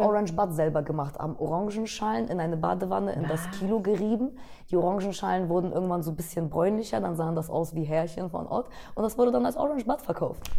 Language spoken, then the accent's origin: German; Bremen, Germany; now in Berlin, Germany; ich bin aus Bremen